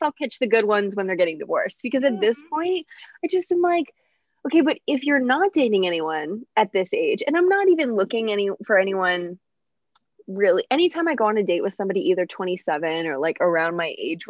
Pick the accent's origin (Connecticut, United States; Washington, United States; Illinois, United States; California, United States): Illinois, United States; south of Chicago; now in Dallas, United States; I live in Dallas, but I'm from Chicago. Well, oh, okay. like south of Chicago.